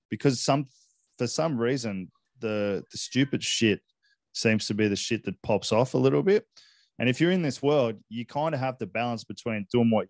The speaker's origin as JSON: {"language": "English", "country": "Hong Kong", "tie": "born or raised there", "said": "I grew up in Hong Kong, as you know, and I spent a lot of time in Asia, various different places."}